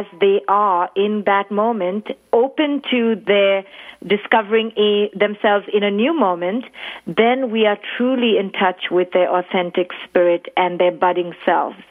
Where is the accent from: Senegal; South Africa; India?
India; now in New York, United States; I was born and raised in India